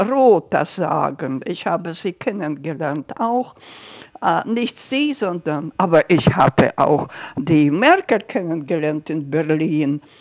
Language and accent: German; Almaty, Kazakhstan; Ich sage, ich bin aus Almata.